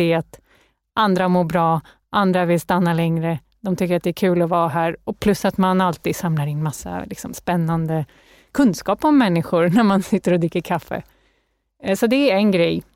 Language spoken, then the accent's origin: Swedish; Canada; now in Sweden; Jag är uppväxt i Kanada, så jag är lite så här nordamerikanskt präglad